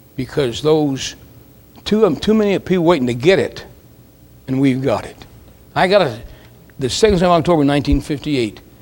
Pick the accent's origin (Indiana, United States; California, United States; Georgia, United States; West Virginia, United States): West Virginia, United States; I'm from West Virginia